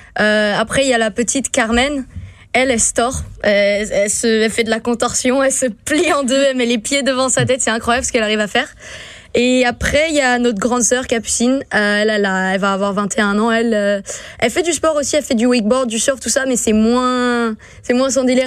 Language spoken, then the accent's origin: French; St. Martin; moved away; je viens de Saint-Martin